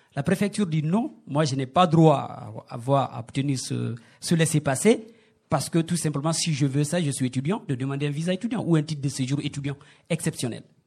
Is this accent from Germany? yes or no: no; Guinea; moved away as an adult; now in France; chez nous en Guinée